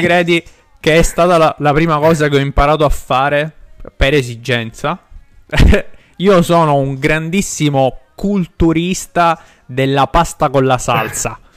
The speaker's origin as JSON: {"language": "Italian", "town": "Milazzo", "region": "Sicily", "country": "Italy", "said": "le nostre parti sarebbero eh, la parte di eh, nel messinese a Milazzo"}